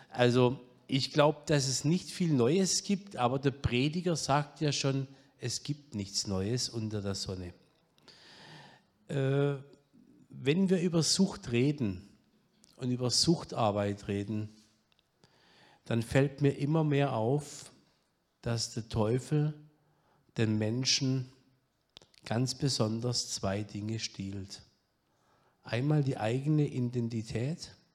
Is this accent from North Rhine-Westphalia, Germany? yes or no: no; Öschelbronn, Baden-Württemberg, Germany; Ich komme hier von der Gegend. Ich bin geboren in Öschelbronn